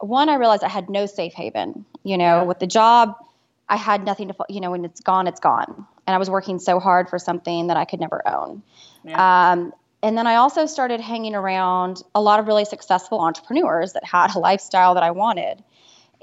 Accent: Dallas, Texas, United States; also born or lived in Austin, Texas; I'm Texas born and Texas bred. I grew up in Austin and then moved to Dallas with my family when I was 9. So I kind of consider Dallas home

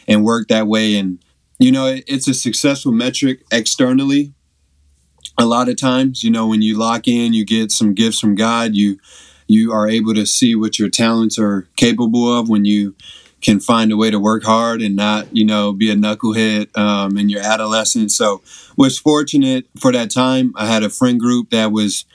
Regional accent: Evanston, Illinois, United States; also born or lived in Chicago; grew up in Evanston, Illinois. Was born there, born and raised in Evanston.

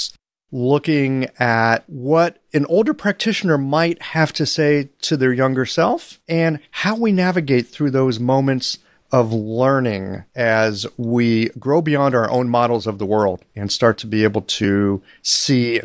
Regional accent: United States; Being an American

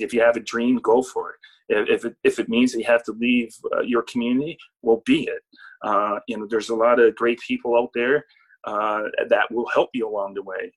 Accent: Nova Scotia, Canada; I'm not only representing like you know Nova Scotia

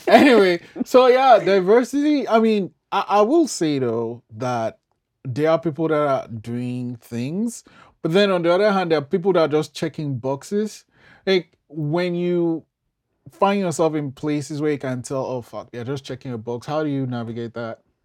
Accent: Nigeria; now in Canada; I'm from Nigeria

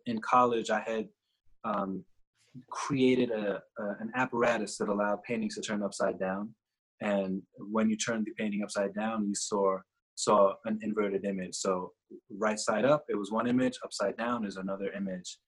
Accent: New York, United States; also born or lived in Trinidad; I grew up in New York, was born in Trinidad, um, grew up in New York

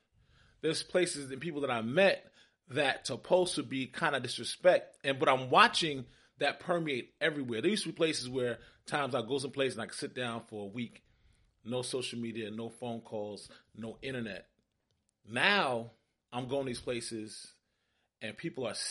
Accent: New York City, New York, United States; now in Atlanta, United States; I'm from Brooklyn, New York

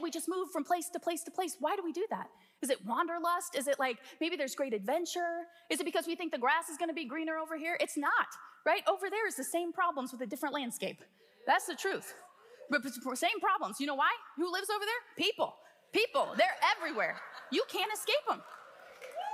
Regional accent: Midwest, United States; we would consider ourselves Midwesterners, right? We're from the Midwest.

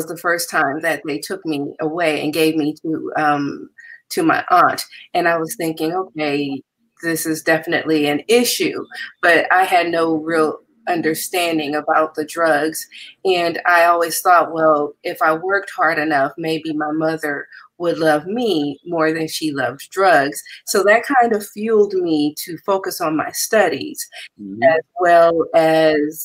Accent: Compton, California, United States; I am originally from Compton, and I grew up with humble beginnings

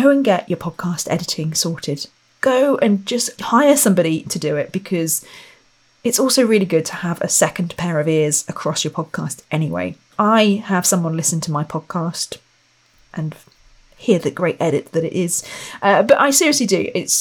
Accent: Royal Berkshire, South East England, United Kingdom; I come from Royal Berkshire.

